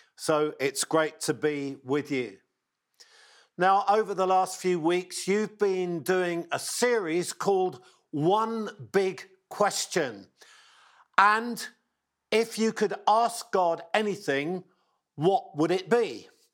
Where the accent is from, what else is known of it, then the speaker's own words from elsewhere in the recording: England, United Kingdom; accent: English; my English accent